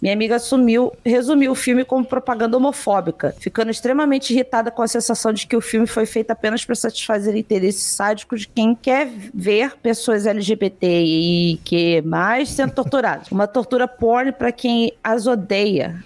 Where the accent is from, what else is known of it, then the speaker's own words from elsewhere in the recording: Rio de Janeiro, Brazil; sou do Rio de Janeiro